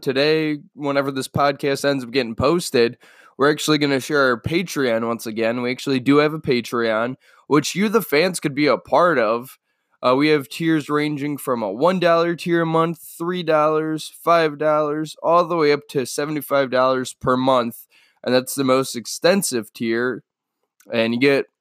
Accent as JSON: {"language": "English", "town": "Cleveland", "region": "Ohio", "country": "United States", "said": "I am from Cleveland."}